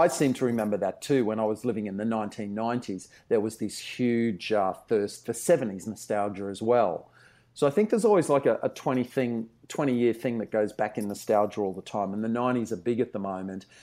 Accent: Brisbane, Queensland, Australia; moved away; I grew up in Brisbane, in the suburbs of Brisbane.

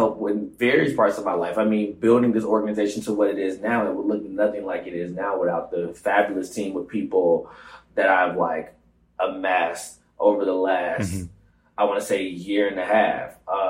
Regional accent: Atlanta, Georgia, United States; moved away as an adult; now in New York, United States; quite difficult growing up in Atlanta

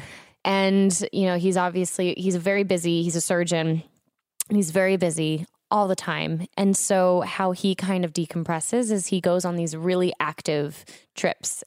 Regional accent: Florida, United States; now in Los Angeles, United States; I was growing up in Florida

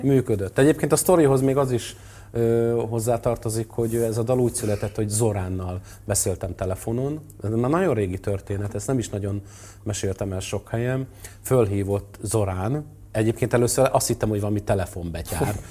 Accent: Törökszentmiklós, Jász-Nagykun-Szolnok, Hungary; én is a Hold utcában nőttem föl Törökszent Miklóson

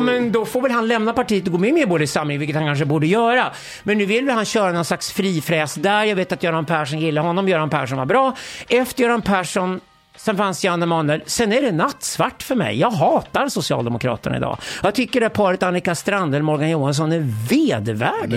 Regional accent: Sweden; jag växte upp i Sverige

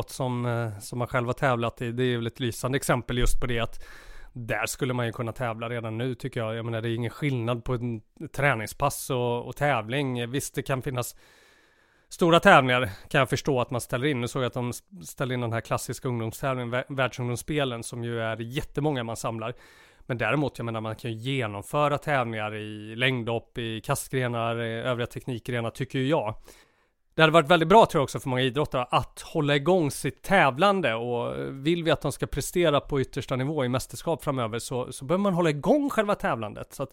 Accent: Sweden; nu sa du precis sådär som vi svenskar säger.

